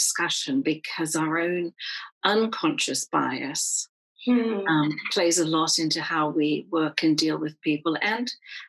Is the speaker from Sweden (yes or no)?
no; United Kingdom; And so being of Irish heritage, I grew up in a time when pubs and restaurants in the UK would still have signs up that said no blacks, no Irish.